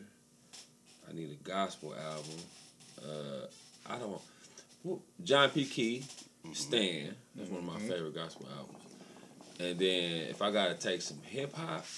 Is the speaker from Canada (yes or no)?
no; Fresno, California, United States; I'm from Fresno